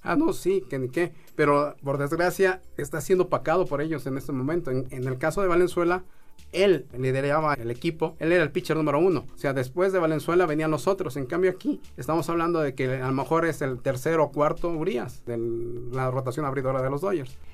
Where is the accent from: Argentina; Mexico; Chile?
Mexico; uno como mexicano